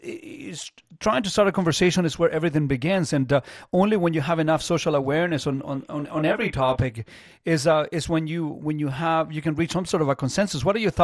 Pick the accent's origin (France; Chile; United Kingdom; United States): Chile; I grew up in Chile, man.